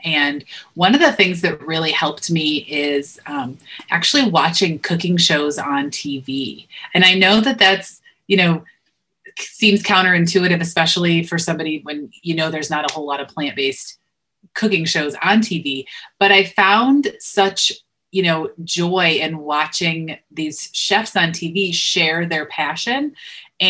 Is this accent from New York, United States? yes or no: yes; Western New York, United States; I grew up in Western New York, so buffalo wings were a huge, you know, a pretty regular thing